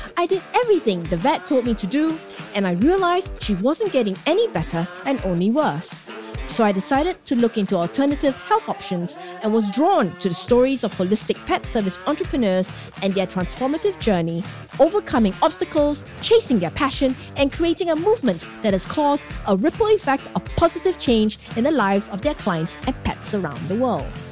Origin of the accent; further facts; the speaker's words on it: Singapore; my home country, Singapore